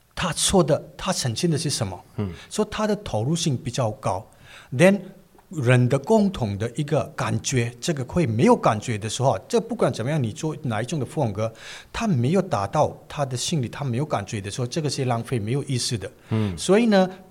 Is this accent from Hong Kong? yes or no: no; Manipur, India; first language Manipuri; Chinese is a second language; moved away as an adult; also born or lived in New Delhi, India; now in Taiwan; 所以印度我们会这种一个环境长大